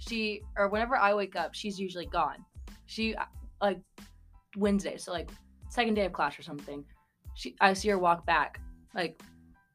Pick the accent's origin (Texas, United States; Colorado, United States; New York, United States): Colorado, United States; we're from Colorado